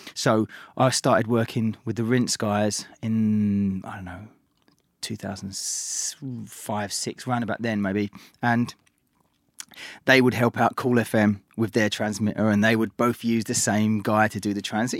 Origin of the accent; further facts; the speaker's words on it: London, United Kingdom; I grew up in East London and could listen to pirate radio